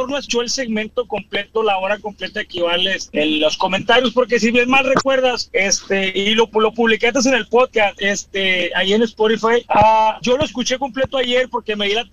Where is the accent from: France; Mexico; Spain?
Mexico; Ya sabes, como mexicanos le tomamos burla